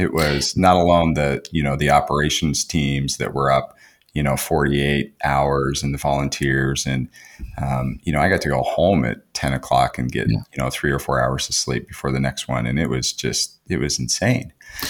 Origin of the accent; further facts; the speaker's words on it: United States; I'm American